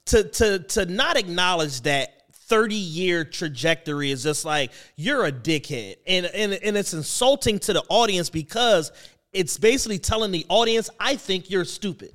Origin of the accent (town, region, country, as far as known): Philadelphia, Pennsylvania, United States